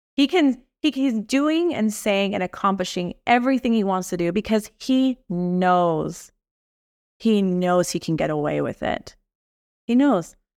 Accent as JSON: {"language": "English", "town": "Los Angeles", "region": "California", "country": "United States", "tie": "born or raised there", "said": "I grew up in Los Angeles"}